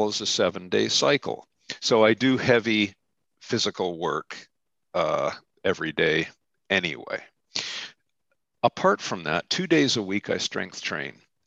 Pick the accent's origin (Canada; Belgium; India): Canada; also born or lived in Ontario; I'm a Canadian and I live in middle Ontario